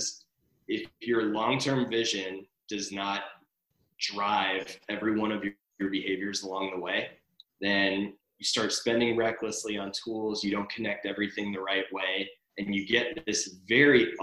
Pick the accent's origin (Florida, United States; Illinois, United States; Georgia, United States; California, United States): Georgia, United States; Atlanta; now in Los Angeles, United States; I'm originally from Atlanta, Georgia